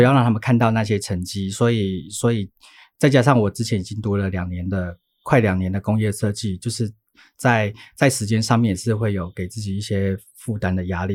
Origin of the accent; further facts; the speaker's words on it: Taichung, Taiwan; moved away as an adult; also born or lived in Taipei; 我又在台北读书，因为我台中人